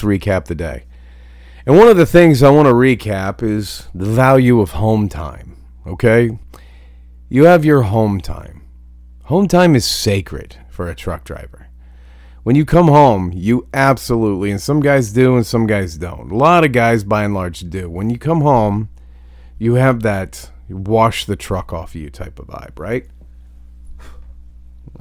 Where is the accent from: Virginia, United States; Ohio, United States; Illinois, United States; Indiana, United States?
Ohio, United States; moved away; I grew up in Ohio. That's fucking home to me